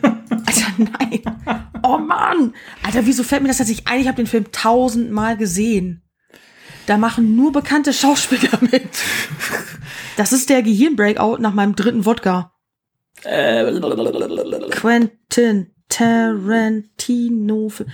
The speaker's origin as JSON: {"language": "German", "country": "Germany", "said": "als Deutscher"}